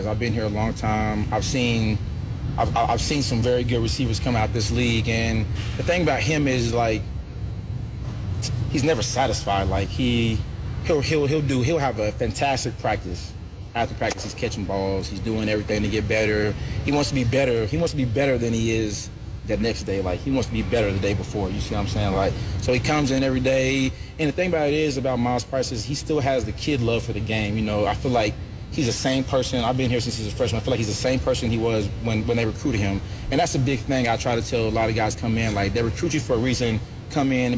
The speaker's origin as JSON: {"language": "English", "town": "Oklahoma City", "region": "Oklahoma", "country": "United States", "tie": "born or raised there", "moved": "as an adult", "lives_now": "Lubbock, United States", "said": "my home city"}